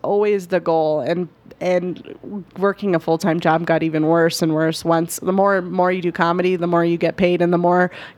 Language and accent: English; Denver, Colorado, United States; also born or lived in Greeley; I grew up in Denver